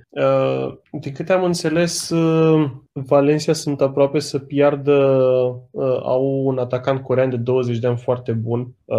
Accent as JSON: {"language": "Romanian", "country": "Romania", "said": "noi ca români"}